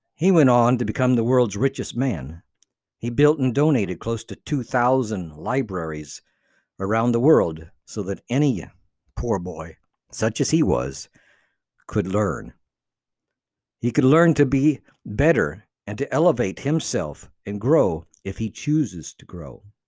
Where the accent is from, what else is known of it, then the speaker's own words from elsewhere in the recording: Cuba; English is a second language; moved away as an adult; also born or lived in North Carolina, United States; now in United States; I had left Cuba to come to America